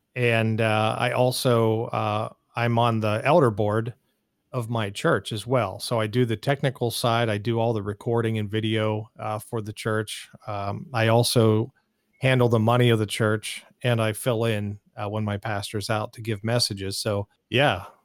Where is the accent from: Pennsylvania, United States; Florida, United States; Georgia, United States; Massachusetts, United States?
Pennsylvania, United States; east of Pittsburgh, rural; now in Phoenix, United States; I grew up in, uh, the rural, uh, parts of Pennsylvania, about thirty miles or so, I would say, uh, east of the city of Pittsburgh